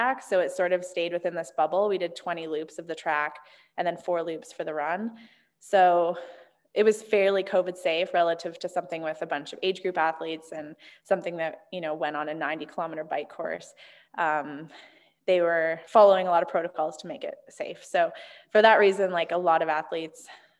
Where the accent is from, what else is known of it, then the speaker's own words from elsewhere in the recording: Canada; moved away as an adult; now in Bend, United States; growing up in Canada